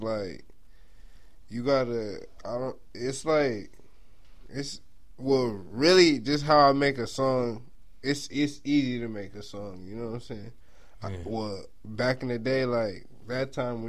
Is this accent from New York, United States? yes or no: no; Inland Empire, California, United States; from IE, you know, so I gotta say, like, from IE, like, I love IE